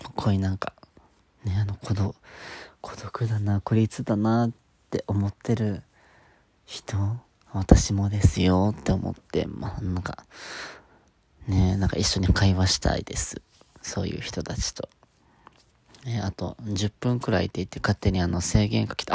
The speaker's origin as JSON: {"language": "Japanese", "region": "Okinawa", "country": "Japan", "tie": "born or raised there", "said": "沖縄出身なんですけど"}